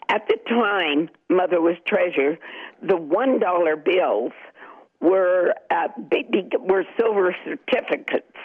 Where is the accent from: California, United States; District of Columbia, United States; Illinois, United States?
District of Columbia, United States; Washington; Well, you know, um, I was a teenager then, and it was very exciting for